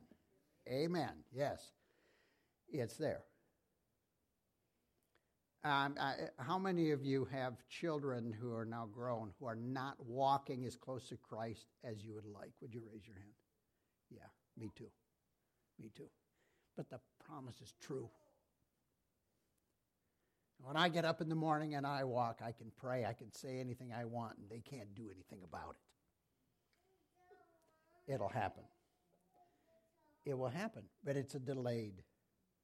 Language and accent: English; Iowa, United States; I'm from Iowa